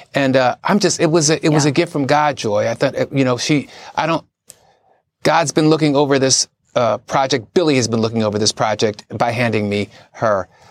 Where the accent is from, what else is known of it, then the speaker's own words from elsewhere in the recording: Philadelphia, Pennsylvania, United States; my dad was a cop. And the only time I saw him cry, uh, we're from Philadelphia